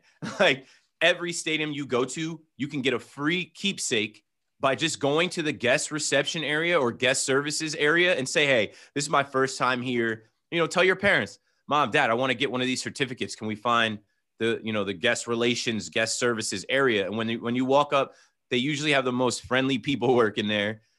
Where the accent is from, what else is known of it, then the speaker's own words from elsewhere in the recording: New Jersey, United States; I'm from Jersey